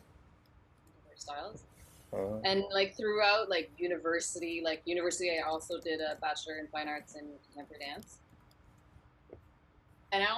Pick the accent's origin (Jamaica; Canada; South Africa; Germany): Canada; Ottawa, Ontario; Born and raised in Ottawa